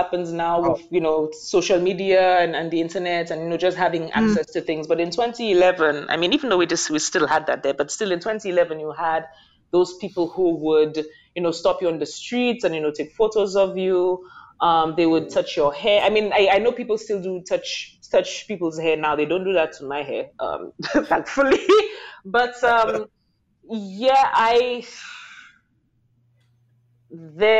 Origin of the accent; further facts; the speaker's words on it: St. Lucia; now in Taiwan; I was from the Caribbean